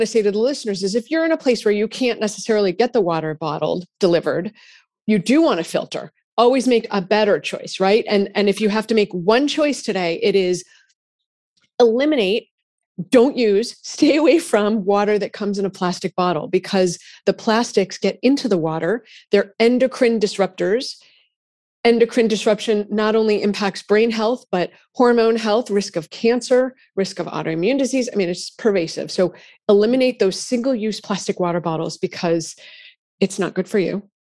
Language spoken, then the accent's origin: English; Massachusetts, United States; I'm from Massachusetts